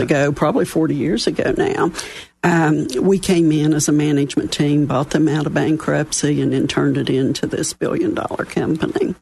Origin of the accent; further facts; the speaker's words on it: West Virginia, United States; accent: Southern; moved away as an adult; also born or lived in Dallas, Texas; I was born and raised in West Virginia. I'm a coal miner's daughter from up one of the hollows